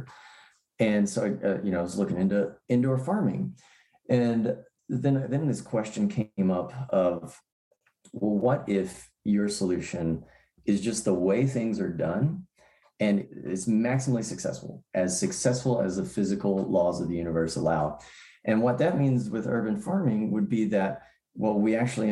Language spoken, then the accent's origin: English; Tennessee, United States; also born or lived in San Francisco Bay Area, California; I did grow up in Tennessee